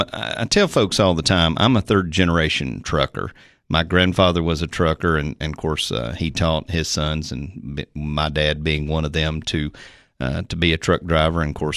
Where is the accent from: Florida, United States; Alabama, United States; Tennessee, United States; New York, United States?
Tennessee, United States; Sparta; also born or lived in Moorhead, Kentucky; I was born in Moorhead, Kentucky. My dad was working for a gentleman there, actually training Tennessee walking horses. And then we moved to White County, Sparta, for him to go to work for a gentleman there.